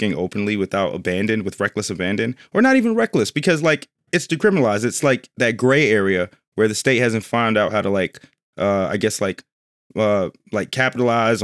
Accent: New York City, New York, United States; moved away; I went back to my hometown of New York.

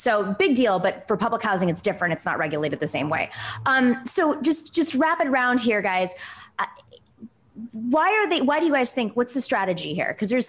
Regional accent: New York City, New York, United States; I'm a New Yorker and I have opinions and I've also run for office in New York.

